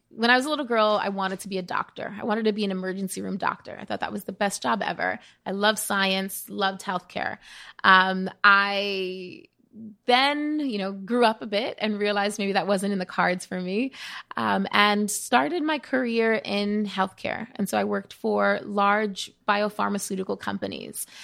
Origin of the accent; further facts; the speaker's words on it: New York City, New York, United States; growing up in the Bronx, witnessing firsthand what it means to have a zip code determine your health